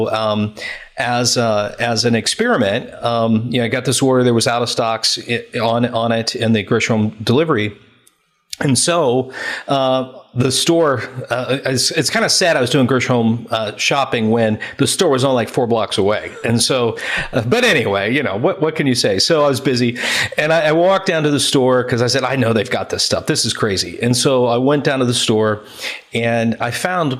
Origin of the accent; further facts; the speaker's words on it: United States; moved away as an adult; now in United Kingdom; being an American in the UK